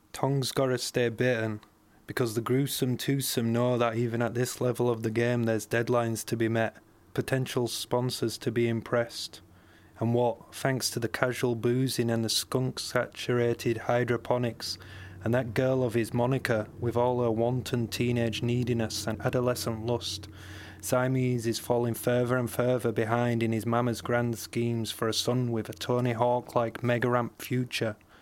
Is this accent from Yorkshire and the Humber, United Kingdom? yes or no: yes; Bradford, Yorkshire and the Humber, United Kingdom; I grew up in Bradford in West Yorkshire